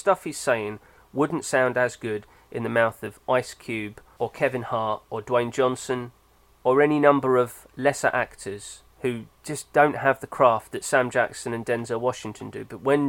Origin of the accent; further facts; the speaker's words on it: Germany; even though I identify as European and German, I am British in the way that I don't want to be rude to people.